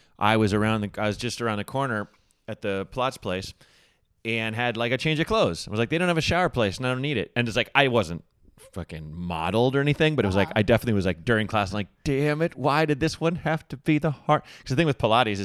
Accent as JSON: {"language": "English", "town": "Portland", "country": "United States", "tie": "born or raised there", "said": "growing up in Portland"}